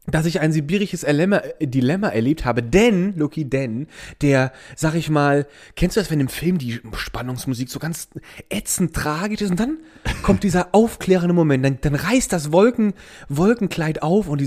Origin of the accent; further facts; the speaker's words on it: Neuwied, Rhineland-Palatinate, Germany; Ja, ja, ich bin aus Neuwied. Und Lucky, da waren alle Hüllen weg. Ich bin Neuwiedes Kind, ich bin da geboren.